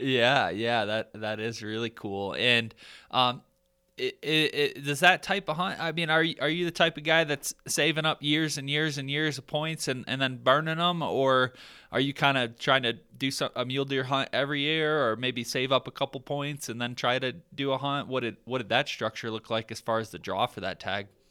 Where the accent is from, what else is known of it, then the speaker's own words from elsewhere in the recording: Michigan, United States; now in Colorado, United States; growing up in Michigan, like that's that's my roots